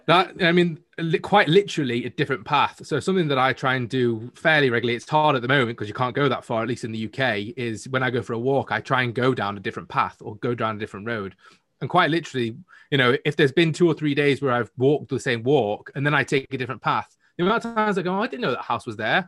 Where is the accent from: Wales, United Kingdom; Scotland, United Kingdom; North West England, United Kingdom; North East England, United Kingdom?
North West England, United Kingdom; Manchester; I'm from the north of the UK in Manchester